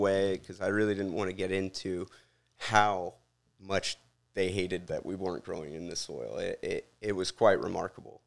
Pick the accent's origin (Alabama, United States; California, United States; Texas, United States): Texas, United States; Houston; moved away as an adult; also born or lived in Louisiana; now in Bucks County, United States; I'm from Texas, but, uh, as my last name implies, I'm Cajun as well